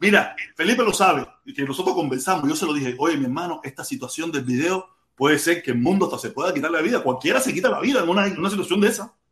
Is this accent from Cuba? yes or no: yes; Cuba; somos cubanos